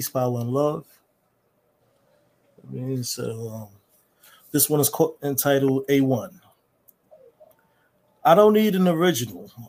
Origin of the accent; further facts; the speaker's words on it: Harlem, New York, United States; I recently live in uh, South Jersey. I'm originally from Harlem, New York.